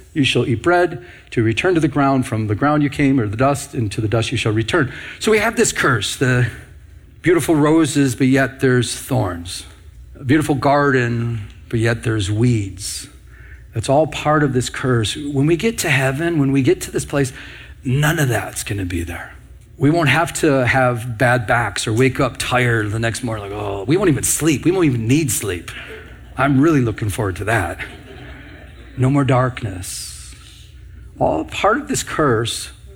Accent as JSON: {"language": "English", "region": "Michigan", "country": "United States", "said": "I'm from Michigan"}